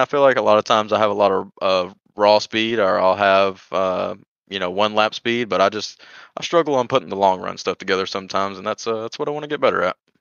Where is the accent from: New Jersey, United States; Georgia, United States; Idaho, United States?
Georgia, United States; I'm from Georgia